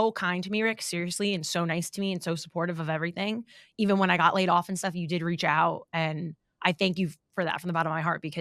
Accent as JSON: {"language": "English", "town": "Freehold", "region": "New Jersey", "country": "United States", "accent": "Jersey", "lives_now": "Hoboken, United States"}